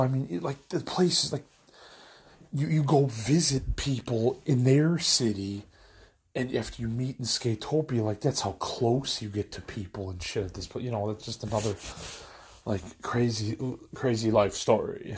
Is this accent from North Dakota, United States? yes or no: no; Illinois, United States; I'm a guy from Illinois